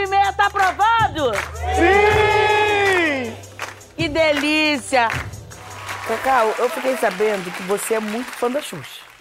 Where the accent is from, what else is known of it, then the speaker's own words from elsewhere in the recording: Belém, Pará, Brazil; now in São Paulo, Brazil; Eu sou de Belém do Pará. E quando eu vim para cá, para São Paulo, foi difícil arrumar emprego.